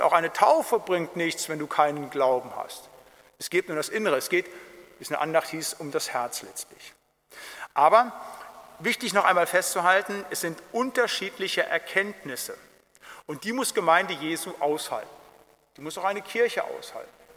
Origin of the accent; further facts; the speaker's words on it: Siegerland, North Rhine-Westphalia, Germany; ich komme aus dem Siegerland